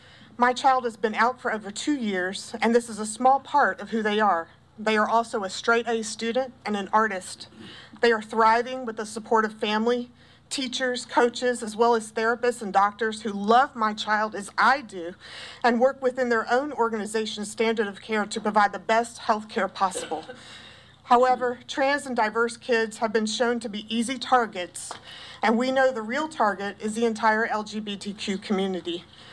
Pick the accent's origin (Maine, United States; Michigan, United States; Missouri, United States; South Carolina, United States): South Carolina, United States; also born or lived in Pendleton, South Carolina; I grew up in South Carolina. My family has been in this state since the 1700s. I have lived and worked only in South Carolina my entire life. This state is my home